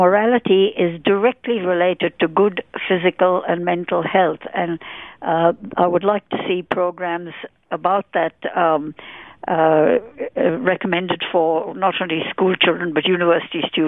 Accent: India; moved away as an adult; also born or lived in United Kingdom; now in Australia; I was born in India and lived there for 23 years

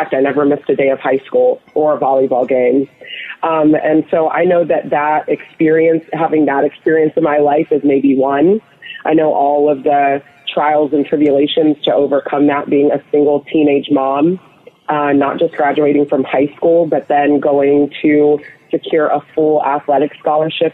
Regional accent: Atlanta, Georgia, United States; also born or lived in rural Ohio; I was raised in Ohio, and then my family moved to Atlanta, Georgia when I was a young girl, so I do consider Atlanta, Georgia home

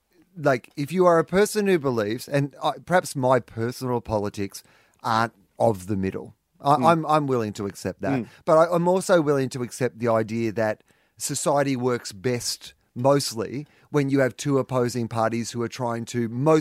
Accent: Australia; I do believe, being born an Australian is one

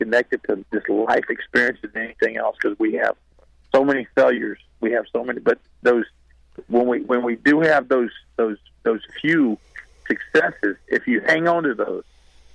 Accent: Apopka, Florida, United States; I'm from Apopka

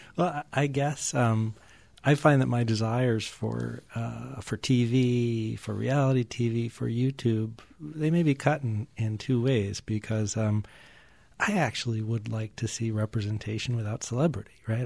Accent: Newton, Massachusetts, United States; I grew up just outside of Boston and Newton, and in those western suburbs

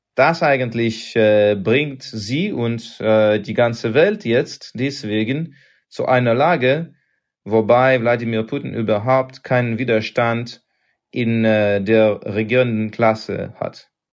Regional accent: Russia; German is a second language; bei uns in Russland

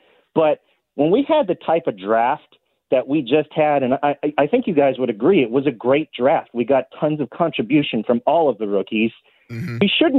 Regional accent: Youngstown, Ohio, United States; moved away; I'm originally from Youngstown, Ohio. I have a lot of Northeast Ohio friends still.

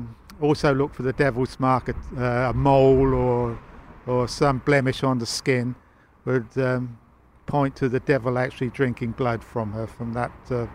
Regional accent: Manningtree, East of England, United Kingdom; Growing up in Manningtree, it was brilliant for me. I had a lovely childhood. I was born in the old Packet Hotel, which was an early 15th century building.

